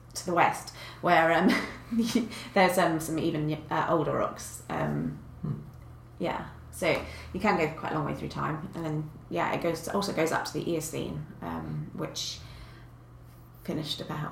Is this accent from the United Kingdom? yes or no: yes; Kent, South East England, United Kingdom; also born or lived in South Ealing; now in Bath, United Kingdom; I grew up in Kent, um, in the south of England